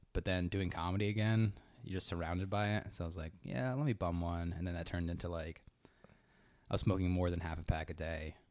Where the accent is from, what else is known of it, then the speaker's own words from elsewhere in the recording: Connecticut, United States; moved away as an adult; also born or lived in Boston / Lancaster, California; now in San Diego, United States; I'm from Connecticut